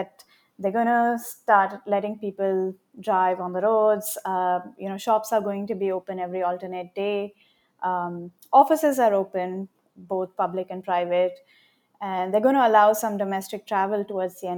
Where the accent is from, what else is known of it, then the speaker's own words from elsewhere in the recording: Hyderabad, Telangana, India; moved away as an adult; also born or lived in Adelaide, Australia; I'm originally from Hyderabad in India, and I'm right now back there to do my field work